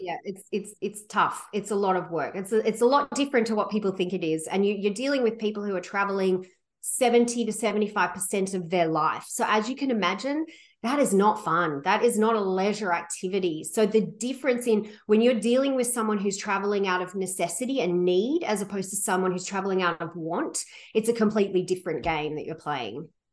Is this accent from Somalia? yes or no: no; Sydney, New South Wales, Australia; moved away as an adult; now in Vancouver, Canada; I came from, I grew up in Sydney, Australia